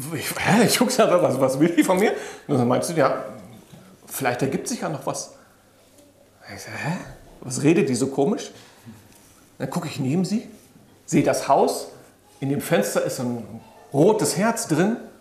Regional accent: Germany; Ich bin in diesem Land groß geworden. Ich bin hier geboren, aufgewachsen

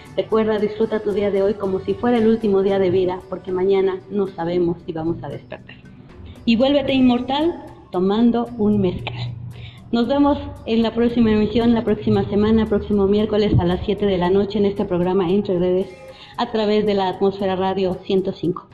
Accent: Mexico; nosotros hacemos como grandes mexicanos

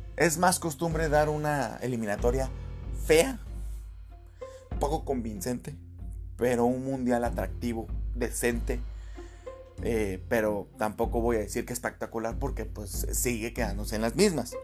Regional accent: Mexico; nosotros como aficionados mexicanos

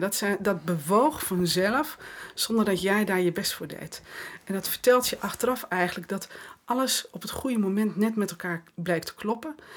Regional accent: West Friesland, North Holland, Netherlands; ik kom uit West-Friesland, dus eh, nuchterder dan dit krijg je niet. In, mijn West-Friese nuchterheid

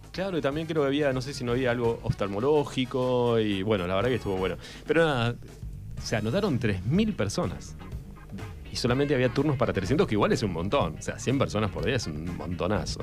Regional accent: Darregueira, Buenos Aires Province, Argentina; la Regueira es un lugar, somos muy especiales, porque yo soy

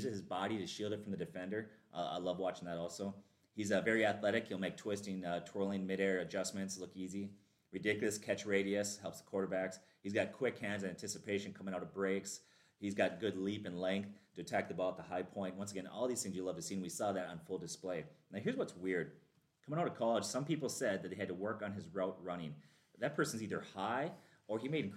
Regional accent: Minnesota, United States; we're Vikings fans, all three of us, born and raised in Minnesota

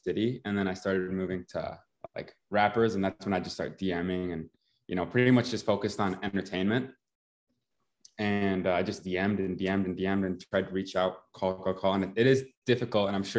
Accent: Walworth, Wisconsin, United States; moved away as an adult; I moved here last year from Walworth, Wisconsin, right? And that's like a little town with like 2,000 people. Like that was my hometown

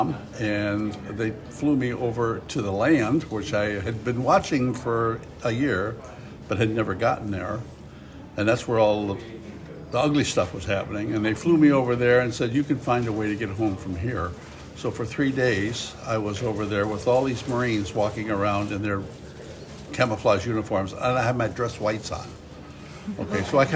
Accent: Ohio, United States; moved away as an adult; now in Annapolis, United States; I was raised in Ohio

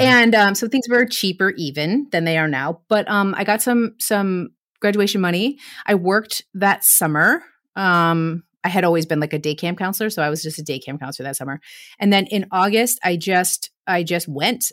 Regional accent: United States; moved away as an adult; also born or lived in Erfurt, Germany; as an American moving to East Germany

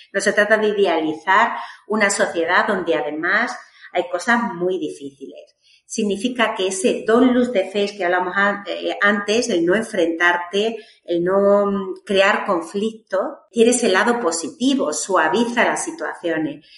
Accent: Badajoz, Extremadura, Spain; yo soy de Extremadura, de Badajoz

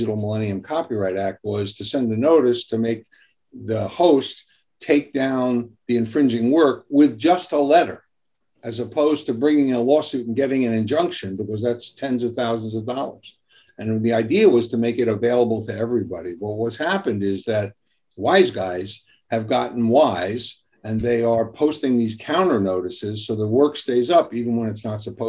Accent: New York City, New York, United States; also born or lived in Long Island, New York; New York, Brooklyn and Long Island.

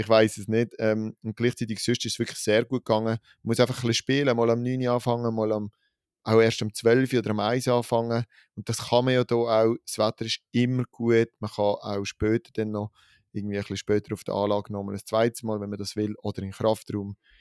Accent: Switzerland; als Schweizer Gruppe

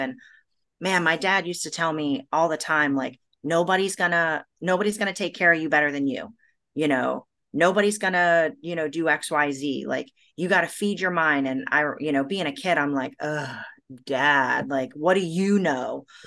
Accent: United States; also born or lived in Brazil; I'm an American and I'm a Brazilian

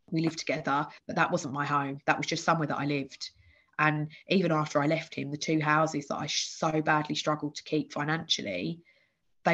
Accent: Bedfordshire, East of England, United Kingdom; born or raised there; moved away as an adult; also born or lived in Essex

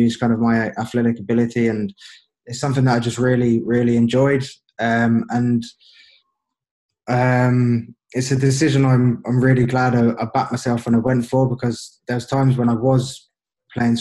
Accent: England, United Kingdom; moved away as an adult; also born or lived in Northern Ireland; obviously I was English, I grew up in England

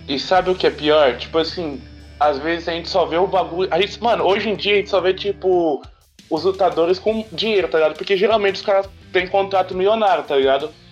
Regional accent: Brazil; a gente é do Brasil

